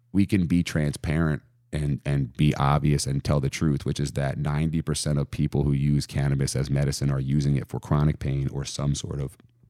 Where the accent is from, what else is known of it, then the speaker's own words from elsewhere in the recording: Columbia, Maryland, United States; moved away as an adult; also born or lived in Delaware; I'm born and raised in Columbia